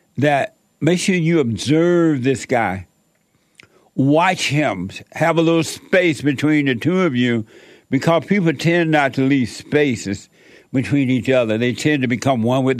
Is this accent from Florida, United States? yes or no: no; Alabama, United States; growing up in Alabama